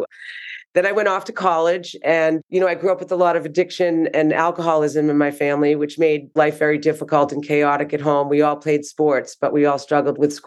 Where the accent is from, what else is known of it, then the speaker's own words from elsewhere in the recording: Needham, Massachusetts, United States; accent: Boston; I'm from Needham, Mass, which I know you'll be picking up on my Boston accent very quickly